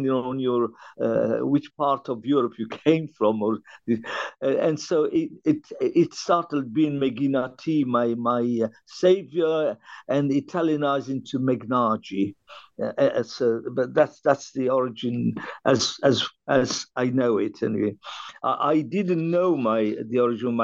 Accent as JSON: {"language": "English", "town": "Benghazi", "region": "Cyrenaica", "country": "Libya", "tie": "born or raised there", "moved": "yes", "lives_now": "London, United Kingdom", "said": "I was born in Libya, and the town was Benghazi"}